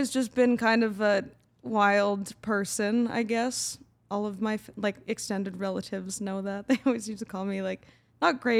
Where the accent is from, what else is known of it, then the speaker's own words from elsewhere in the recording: Calgary, Alberta, Canada; In Calgary.